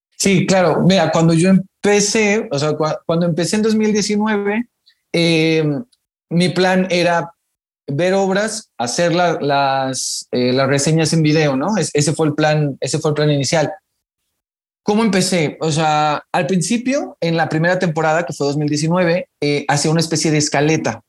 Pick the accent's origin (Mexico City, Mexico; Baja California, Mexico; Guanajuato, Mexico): Baja California, Mexico; Mexicali; yo soy de Mexicali, Baja California, entonces allá no hay mucho teatro